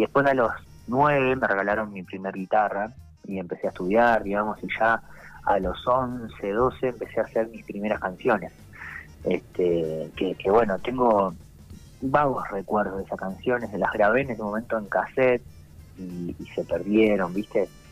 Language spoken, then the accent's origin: Spanish; Santa Rosa, La Pampa, Argentina; yo soy de Santa Rosa, eh, acá digamos en la capital de La Pampa